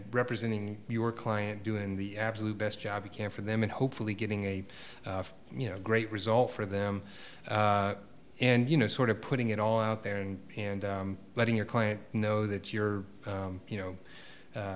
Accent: East Coast, United States; moved away as an adult; also born or lived in Portland, Oregon / Atlanta, Georgia; now in Savannah, United States; I was from the East Coast.

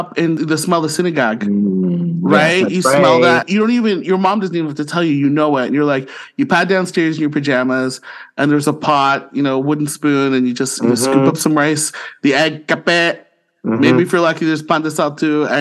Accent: St. Catharines, Ontario, Canada; now in Ottawa, Canada; born and raised in St. Catharines, Ontario, and now living in the nation's capital of Ottawa

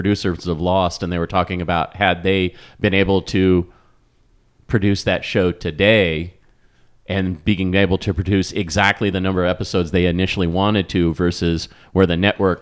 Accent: Wichita, Kansas, United States; I grew up in Wichita

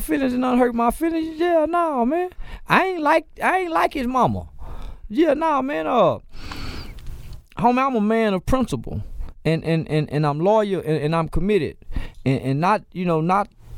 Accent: Fort Worth, Texas, United States; I'm from Fort Worth

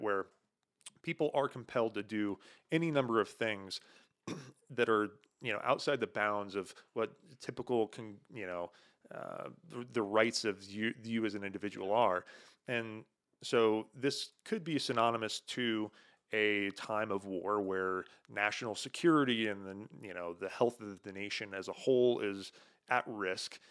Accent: United States

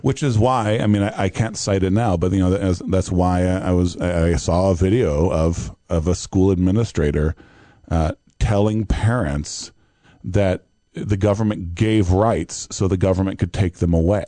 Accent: Brazil; now in United States; my Brazilianness

